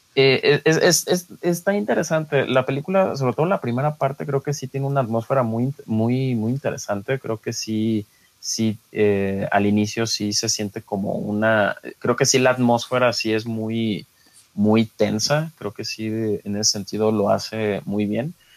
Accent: Mexico; uno como mexicano

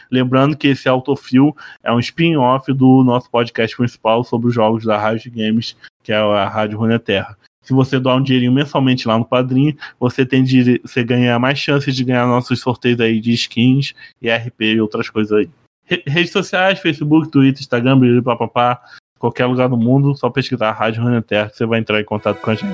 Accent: Cabo Frio, Rio de Janeiro, Brazil; Eu, eu, sou de, eu sou de Cabo Frio, né? Aí o pessoal aqui usa o.

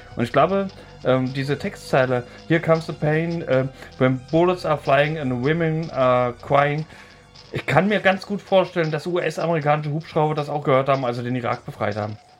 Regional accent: Thuringian Forest, Germany; ich komme ja aus dem Thüringer Wald

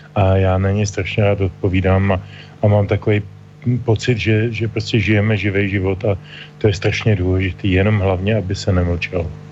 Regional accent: Bohemia, Czechia; tady u nás v Čechách

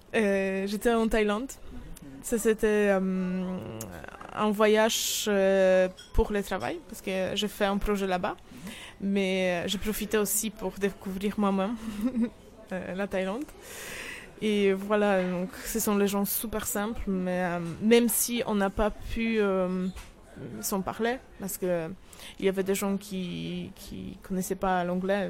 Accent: Poland; French is a second language; moved away as an adult; also born or lived in Warsaw, Poland; now in Saint-Malo, France; je suis polonaise, toujours.

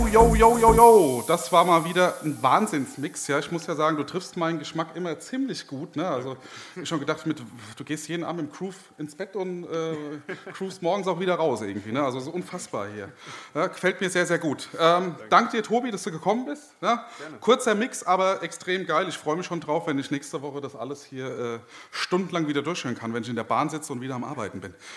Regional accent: Marburg, Hesse, Germany; ich komme aus Marburg, bin 23 Jahre alt, studiere auch dort

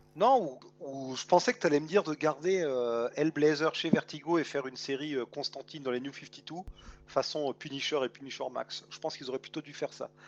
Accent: France; chez nous en France

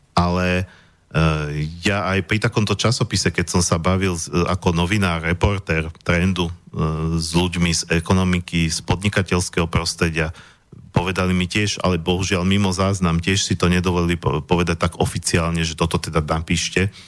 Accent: Slovakia; my sme tu Slováci, my odtiaľ to pochádzame

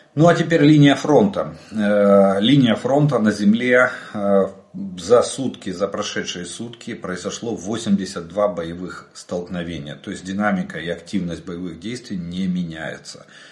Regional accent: Ukraine; мы из Украины

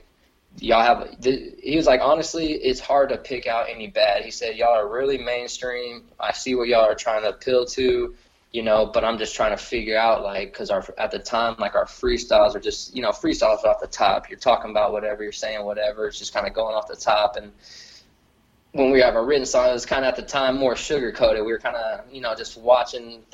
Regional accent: Lockhart, Texas, United States; I'm a kid from Lockhart, Texas, and now I'm here in New York

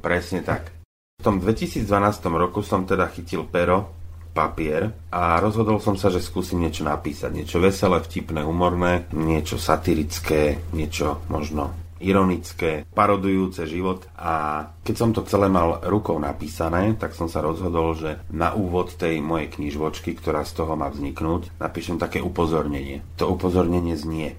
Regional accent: Zlaté Moravce, Nitra Region, Slovakia; moved away as an adult; now in Lučenec, Slovakia; Už keď som bol dospelý, odišiel som zo Zlatých Moraviec, zhruba niekedy okolo roku 98, to som mal nejakých 29 rokov.

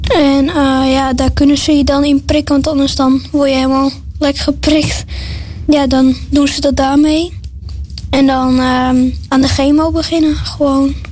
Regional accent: Limmen, North Holland, Netherlands; ik kom uit Limmen en ik ben 11 jaar

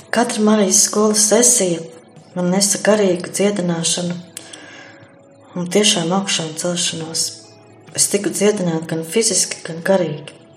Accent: Sigulda Municipality, Latvia; now in Jaunaglona, Latvia; esmu no Siguldas novada Alušu pagasta

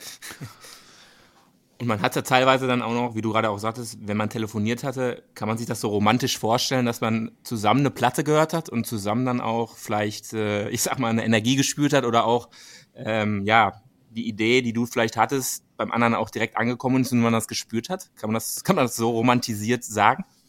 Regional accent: Dortmund, North Rhine-Westphalia, Germany; für meine Region hier, wir kommen ja selber aus Dortmund

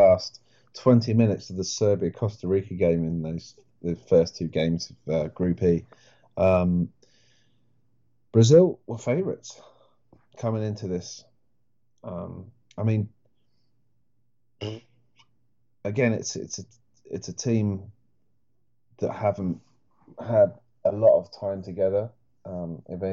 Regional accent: Welsh, Wales, United Kingdom; I'm mostly Welsh

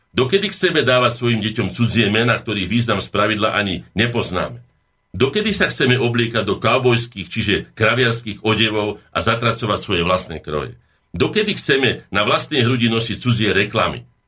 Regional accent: Slovakia

